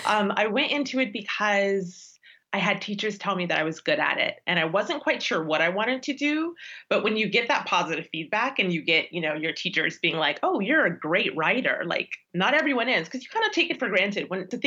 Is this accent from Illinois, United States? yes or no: yes; Chicago, Illinois, United States; moved away as an adult; also born or lived in Doha; now in Washington, D.C., United States; I am a journalist who is now based in Washington, D.C., but I was born and raised in Chicago, Illinois.